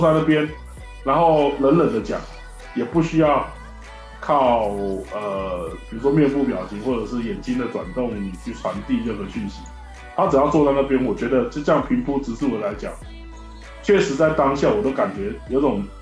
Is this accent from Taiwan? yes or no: yes; Taiwan; 我是来自台湾宝岛的